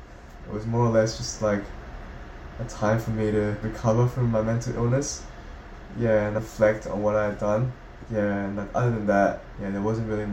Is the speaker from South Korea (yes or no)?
yes; South Korea; born there; I was born in South Korea, as I said, and I feel a bit abandoned by my own country.